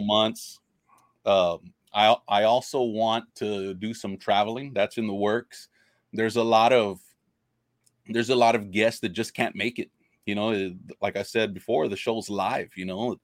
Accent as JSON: {"language": "English", "town": "Robstown", "region": "Texas", "country": "United States", "tie": "born or raised there", "said": "I grew up fishing. I'm from Robstown, Robstown, Texas."}